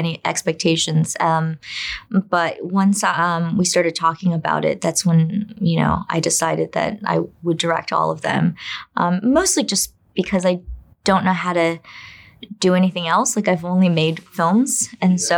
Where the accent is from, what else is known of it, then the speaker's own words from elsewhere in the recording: United States; also born or lived in China; as a Chinese immigrant who grew up in America